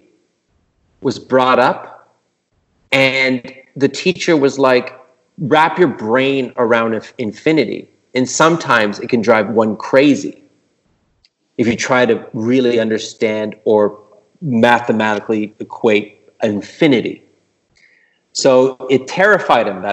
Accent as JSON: {"language": "English", "town": "Montreal", "region": "Quebec", "country": "Canada", "said": "I'm from Montreal"}